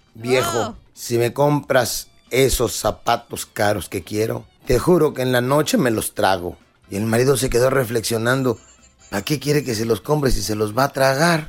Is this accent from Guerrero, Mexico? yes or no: yes; Acapulco, Guerrero, Mexico; mi pueblo